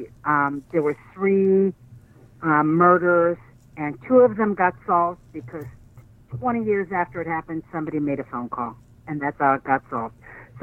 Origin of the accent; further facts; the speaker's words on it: Ohio, United States; we're all from Ohio